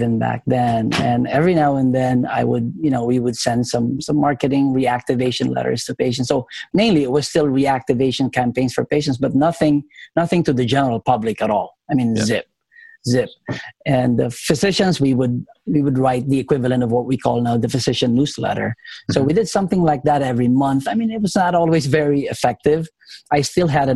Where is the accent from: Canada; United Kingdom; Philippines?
Philippines; moved away; I came to this country in 1994. I'm originally from the Philippines